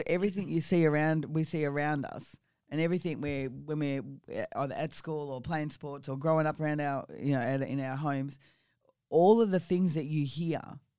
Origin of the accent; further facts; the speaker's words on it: Victoria, Australia; also born or lived in Geelong; I was born in Geelong in Victoria. I spent a lot of my time around the Latrobe Valley, so I was what we call a Maui girl.